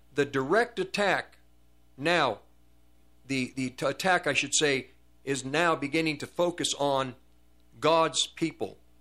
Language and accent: English; United States; I'm an American, because we're in America